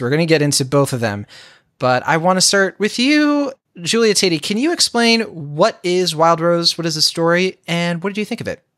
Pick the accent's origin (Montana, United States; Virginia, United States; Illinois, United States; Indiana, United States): Virginia, United States; rural; now in California, United States; So I grew up in Virginia, rural Virginia, right? So not D C. I grew up in, like, the clo-, close to the line where you get to North Carolina